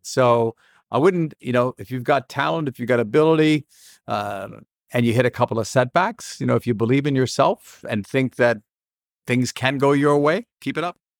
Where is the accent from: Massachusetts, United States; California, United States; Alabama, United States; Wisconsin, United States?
Massachusetts, United States; Boston; I grew up in Boston